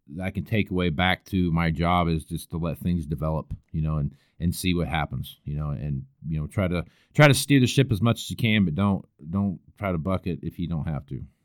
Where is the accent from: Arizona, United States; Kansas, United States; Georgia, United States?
Kansas, United States; El Dorado; moved away as an adult; also born or lived in Western Nebraska; now in Nebraska, United States; I grew up around, uh, Wichita, Kansas is where I was born and raised at, a little town called El Dorado